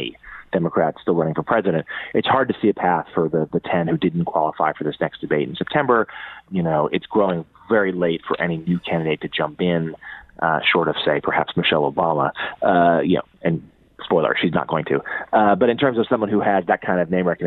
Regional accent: Massachusetts, United States; my home state, Massachusetts

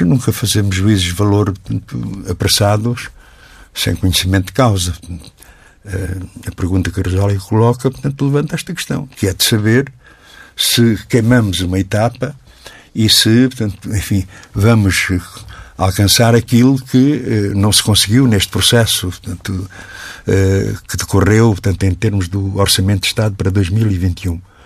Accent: Portugal; como português

